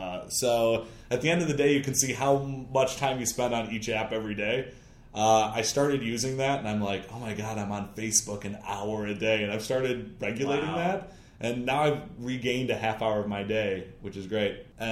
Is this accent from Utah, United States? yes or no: no; Michigan, United States; I'm from Michigan